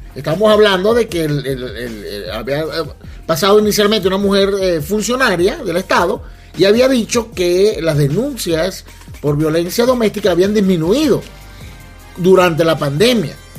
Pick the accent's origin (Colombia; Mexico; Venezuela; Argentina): Venezuela; como buen venezolano